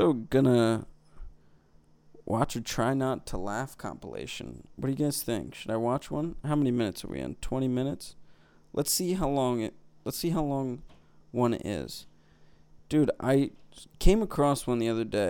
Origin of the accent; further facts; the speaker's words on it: Delaware County, Pennsylvania, United States; accent: Philly; Delco. I'm from Delco.